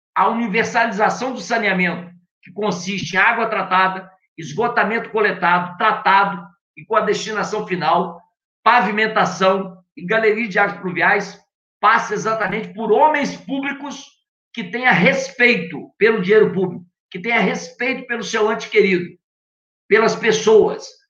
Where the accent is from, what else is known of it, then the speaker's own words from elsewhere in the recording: Campos dos Goytacazes, Rio de Janeiro, Brazil; eu sou nascido e criado aqui em Campos